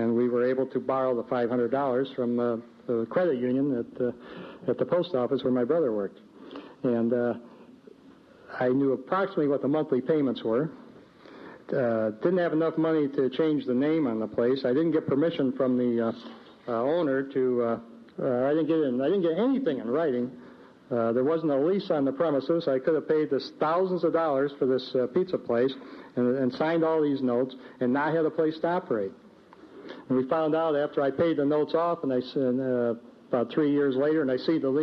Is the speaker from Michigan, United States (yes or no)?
yes; Ann Arbor, Michigan, United States; also born or lived in Jackson, Michigan; about 7 miles away from my hometown of Ann Arbor